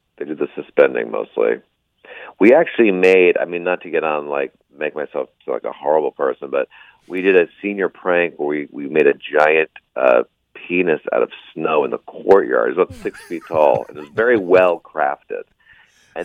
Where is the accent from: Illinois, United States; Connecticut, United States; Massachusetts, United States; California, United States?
Connecticut, United States; Westport; now in New York City, United States; I'm from Westport, Connecticut